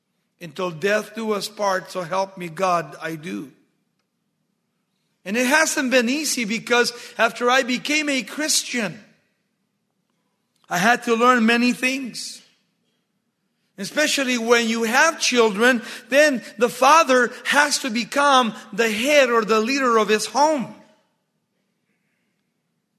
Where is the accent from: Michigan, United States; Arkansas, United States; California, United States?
California, United States; Baldwin Park; in 1963 when we started high school in Baldwin Park